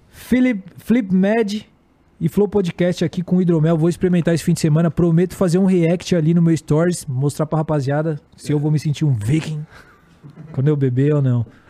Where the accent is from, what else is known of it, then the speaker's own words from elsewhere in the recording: Guarulhos, São Paulo, Brazil; eu sou de Guarulhos